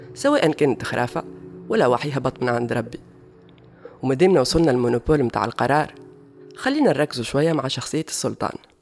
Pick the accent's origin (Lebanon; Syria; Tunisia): Tunisia; accent: Tunisian; نقولوا عليهم بالتونسي